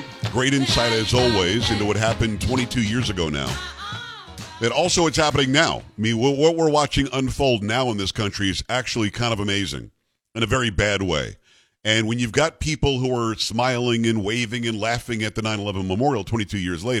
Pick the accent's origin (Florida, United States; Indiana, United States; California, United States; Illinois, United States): Florida, United States; South; also born or lived in New York; I grew up in South Florida. I'm from New York originally, but I grew up in South Florida.